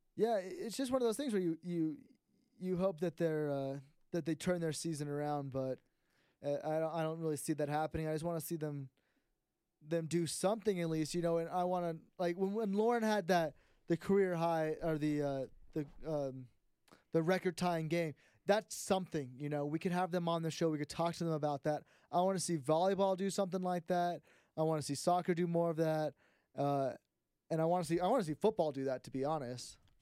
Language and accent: English; South Bay, California, United States; we're from the South Bay